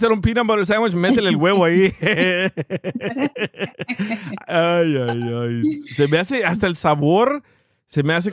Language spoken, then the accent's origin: Spanish; Oaxaca, Mexico; Oaxaca, los grillos muerden si los agarras y los chapulines no. De hecho, los grillos los utilizan en mi pueblo cuando un niño no habla.